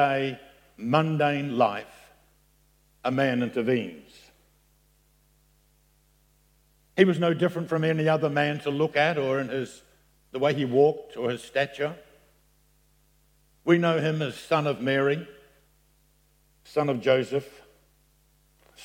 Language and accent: English; New Zealand; I'm from New Zealand